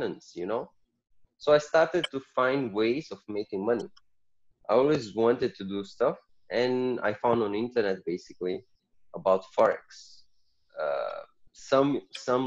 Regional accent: Portugal; moved away; also born or lived in Mozambique; I was born in Portugal, raised in Portugal. I moved to Mozambique because my family is all from Mozambique

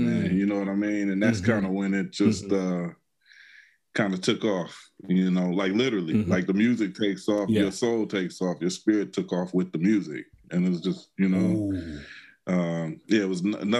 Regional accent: Detroit, Michigan, United States; I was born in 73. So let's say 1978. I'm from Detroit, Michigan.

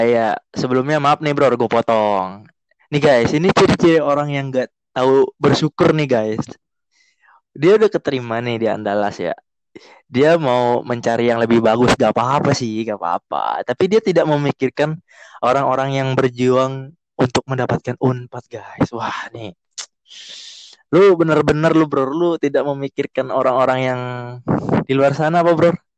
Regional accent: Jakarta, Indonesia; kita berdua dari Jakarta

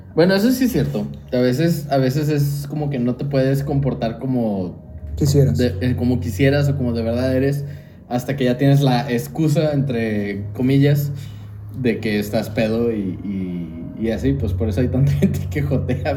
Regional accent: Mexico; also born or lived in Japan; era el mexicano en la reunión

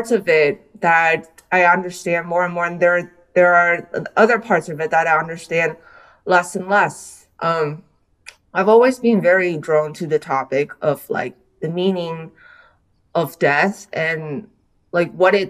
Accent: Taiwan; also born or lived in United States; I was born in the US, but I grew up in Taiwan

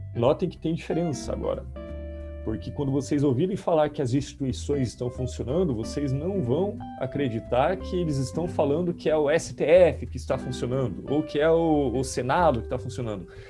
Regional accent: Guarapuava, Paraná, Brazil; moved away; na cidade de onde eu vim

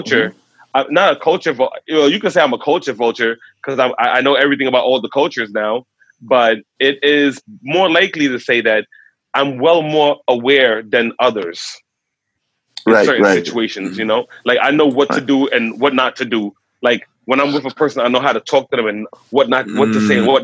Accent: New York City, New York, United States; I was born and raised the first generation in New York City

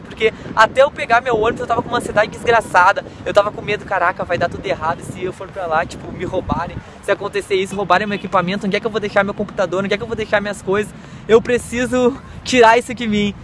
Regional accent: Porto Alegre, Rio Grande do Sul, Brazil; sair lá do sul, sair da minha terra

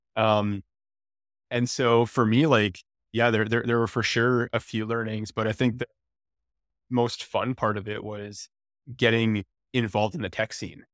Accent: Comox, British Columbia, Canada; moved away; also born or lived in Victoria; I'm from Vancouver Island. I grew up in Comox

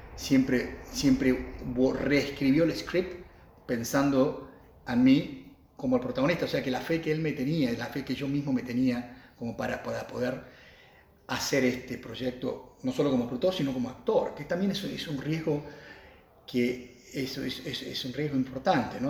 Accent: Argentina; moved away as an adult; also born or lived in United States; nacido aquí en Argentina

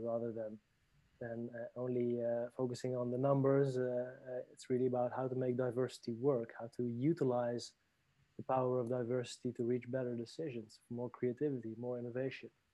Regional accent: Paris, Île-de-France, France; also born or lived in Netherlands; now in Barcelona, Spain; I was born in Paris uh, from a Lebanese father, a Dutch Spanish mother. I grew up in Paris and afterwards uh, lived in the Netherlands

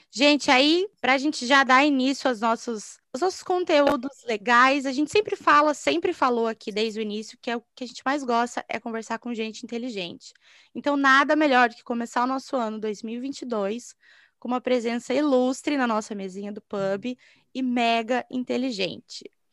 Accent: Paraná, Brazil; Eu sou do Paraná também, mas eu não sou de Curitiba

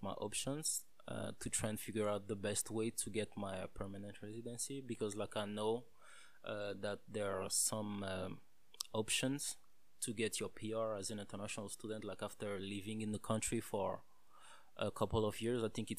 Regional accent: DR Congo; now in Canada; I'm from Congo, Central Africa, the real Congo, because apparently there are two of them.

